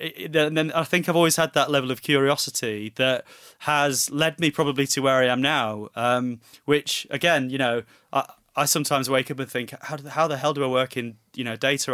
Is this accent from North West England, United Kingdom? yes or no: yes; Manchester, North West England, United Kingdom; being a Mancunian, My, I, you know, watched Coronation Street religiously with my mum from a very young age